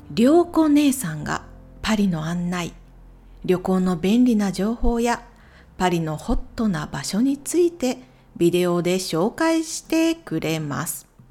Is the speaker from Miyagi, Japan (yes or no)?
no; Ehime, Japan; 私と同じ愛媛県出身の YouTuber ですので